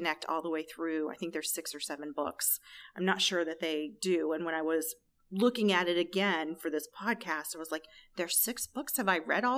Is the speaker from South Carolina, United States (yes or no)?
yes; Charleston, South Carolina, United States; I was born in Charleston, South Carolina